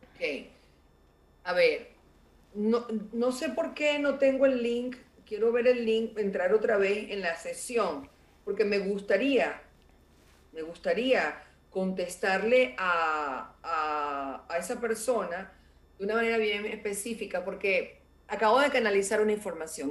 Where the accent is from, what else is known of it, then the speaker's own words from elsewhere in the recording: Venezuela; como venezolano o como latinoamericano